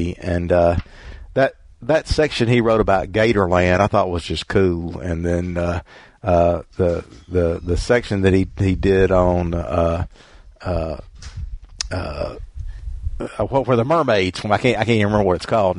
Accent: Mississippi, United States; I grew up in Mississippi

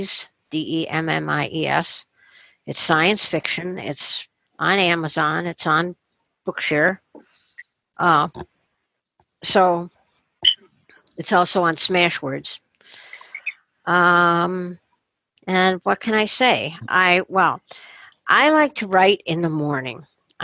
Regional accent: Rochester, New York, United States; my hometown

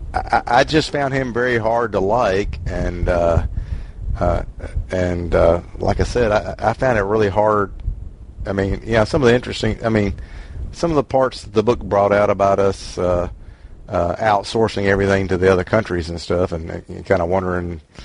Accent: Mississippi, United States; I'm from Mississippi

